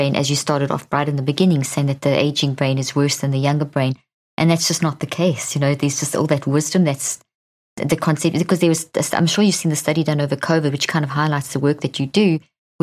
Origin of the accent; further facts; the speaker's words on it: Zimbabwe; I was born in Zimbabwe